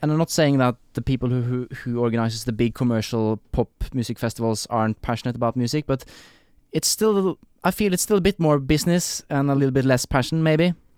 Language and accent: English; Norway; also born or lived in Oslo, Norway / Kristiansand, Norway; growing up in Norway